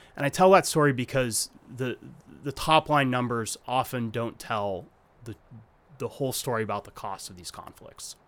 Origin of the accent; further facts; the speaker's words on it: Arizona, United States; I grew up in Arizona